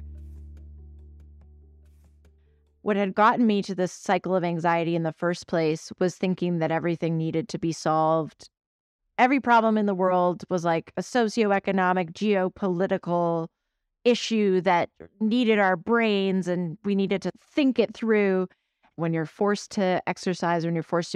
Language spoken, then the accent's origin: English; Vancouver, British Columbia, Canada; I grew up in Vancouver, Canada